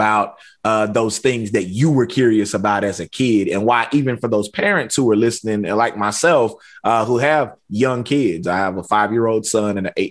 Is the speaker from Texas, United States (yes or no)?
yes; East Texas, United States; I grew up in East Texas, and so we got pine trees everywhere